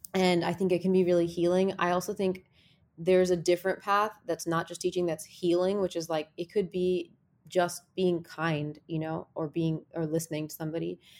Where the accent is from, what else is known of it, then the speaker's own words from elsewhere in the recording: New Jersey, United States; I grew up in New Jersey